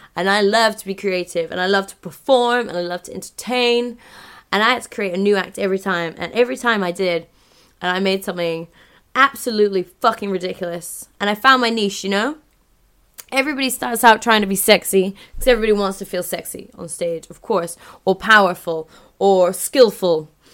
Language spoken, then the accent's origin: English; London, United Kingdom; moved away; My hometown